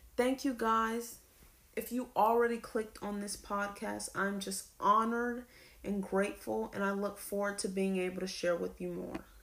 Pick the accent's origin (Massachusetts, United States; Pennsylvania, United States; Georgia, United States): Georgia, United States; Lawrenceville; I am from Lawrenceville, Georgia